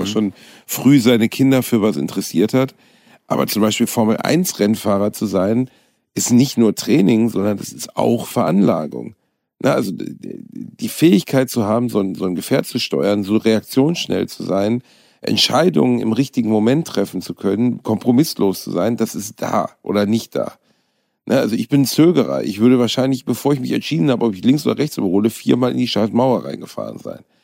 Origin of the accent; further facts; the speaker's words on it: Gelsenkirchen, North Rhine-Westphalia, Germany; Gelsenkirchen, meiner Heimatstadt